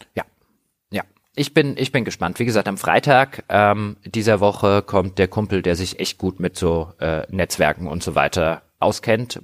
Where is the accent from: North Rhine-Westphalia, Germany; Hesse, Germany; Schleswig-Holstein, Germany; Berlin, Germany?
Hesse, Germany; Griesheim; in dem Ort, wo ich herkomme, also in Griesheim